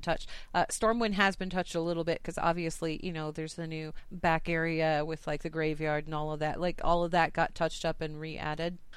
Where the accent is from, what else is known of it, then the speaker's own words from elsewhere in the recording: United States; I'm from the United States.